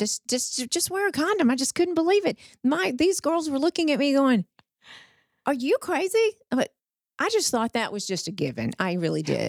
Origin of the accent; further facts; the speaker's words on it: Wortham, Texas, United States; moved away as an adult; also born or lived in Austin; now in Fort Worth, United States; I grew up in Wortham, which is, but, oh gosh, it's It's, it's in the tri-county area, Freestone County, halfway between Houston and Dallas